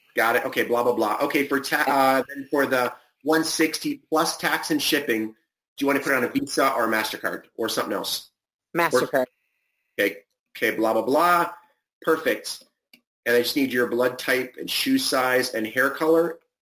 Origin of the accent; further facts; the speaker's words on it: Cleveland, Ohio, United States; now in California, United States; grew up in Cleveland, so I remember the mosquitoes.